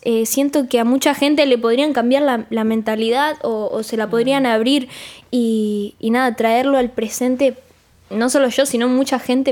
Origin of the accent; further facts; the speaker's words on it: Rosario, Santa Fe, Argentina; Yo soy de Rosario, de Argentina